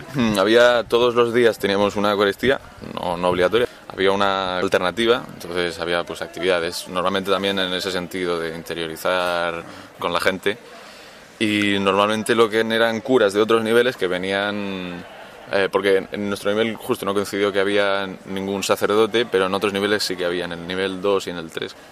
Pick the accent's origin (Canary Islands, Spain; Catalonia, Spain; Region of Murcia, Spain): Region of Murcia, Spain; Cartagena; tengo 19 años y soy de Cartagena. En Murcia.